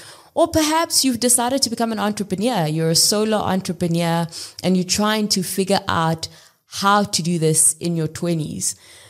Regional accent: South Africa; I grew up in South Africa, literally across the country. I lived in 7 different cities across 5 different provinces, went to 7 different schools.

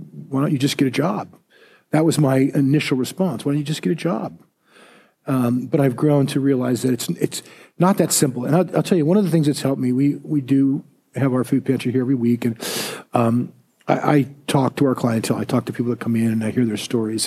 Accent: United States; I'm a Christian first, and then I'm an American

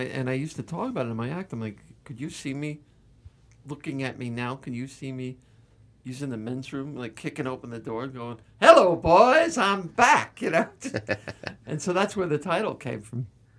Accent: New Jersey, United States; born or raised there

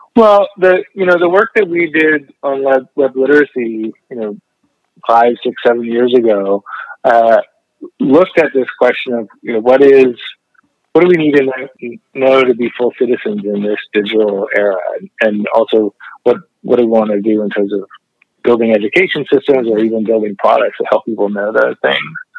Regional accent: Canada; I, grew up studying communications, being a documentary filmmaker and a community video activist in Canada

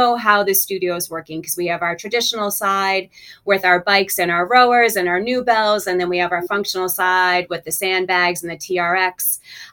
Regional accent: Rockport, Massachusetts, United States; moved away as an adult; now in Naples, Florida, United States; I came from a small town. I came from Rockport, Massachusetts, where like the graduating class had like 75 students

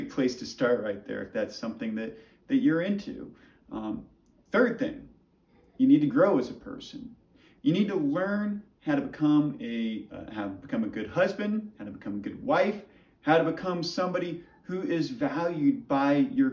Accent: United States; as American people

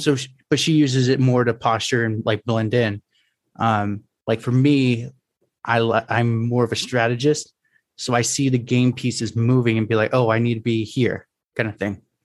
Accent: California, United States

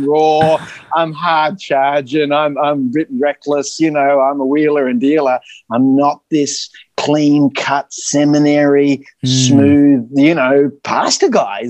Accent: Australia; accent: Aussie; also born or lived in United States; it was my accent. You know, they just loved Aussies

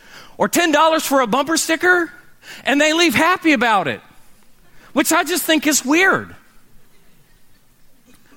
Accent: Oklahoma City, Oklahoma, United States; growing up in Oklahoma City

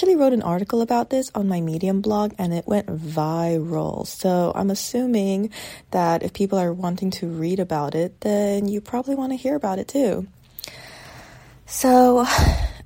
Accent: United States; an American born kid

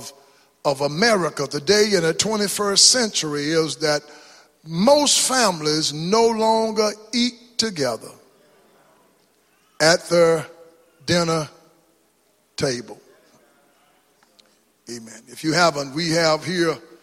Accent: East Texas, United States; moved away; born black in East Texas, segregated

